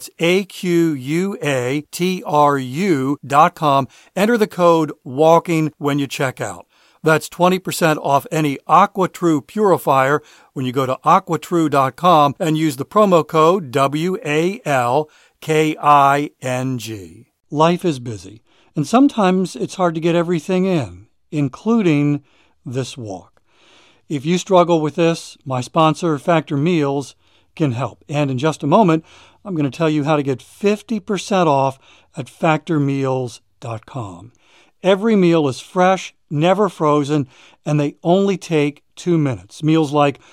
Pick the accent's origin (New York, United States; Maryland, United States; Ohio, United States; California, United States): Maryland, United States; moved away as an adult; now in South Carolina, United States; we moved from Maryland to South Carolina about a year ago. I've lived in Maryland my entire life